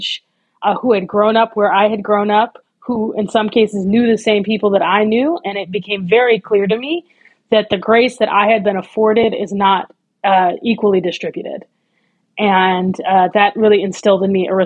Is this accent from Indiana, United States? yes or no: no; Oakland, California, United States; I grew up in Oakland, California